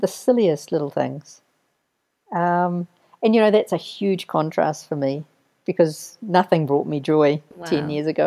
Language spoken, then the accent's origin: English; New Zealand; also born or lived in Castle Hill, Canterbury, New Zealand; New Zealand. I come from New Zealand.